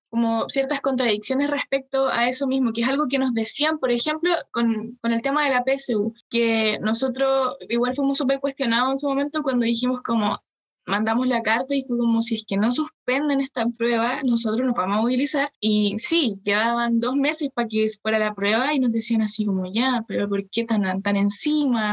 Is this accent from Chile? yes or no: yes; Chile; como chilenos, yo creo que tenemos una, memoria corta